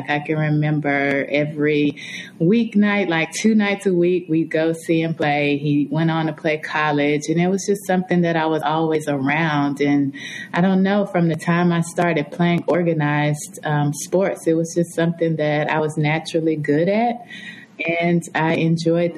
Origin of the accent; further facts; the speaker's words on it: Nashville, Tennessee, United States; I grew up in Nashville, Tennessee